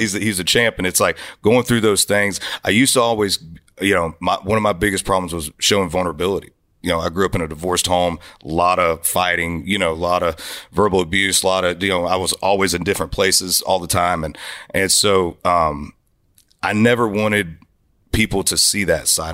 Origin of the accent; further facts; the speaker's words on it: Florida, United States; And I grew up in Florida, man, where it was Southern rock